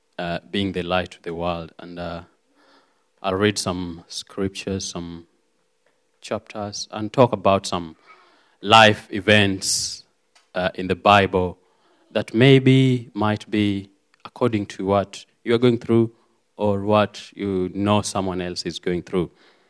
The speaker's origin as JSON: {"language": "English", "country": "Kenya", "also_born_or_lived": "Cornwall", "second_language": "English", "moved": "as an adult", "lives_now": "United Kingdom", "said": "as a pastor has said. I'm from Kenya, and I love God. I'm saved."}